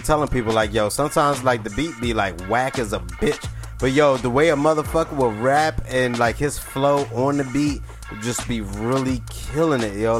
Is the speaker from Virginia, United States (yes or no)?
no; New Jersey, United States; born or raised there